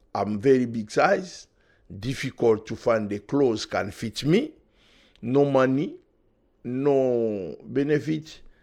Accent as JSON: {"language": "English", "country": "DR Congo", "tie": "born or raised there", "second_language": "English", "moved": "as an adult", "lives_now": "Manchester, United Kingdom", "said": "I was born in Africa, Republic Democratic of Congo"}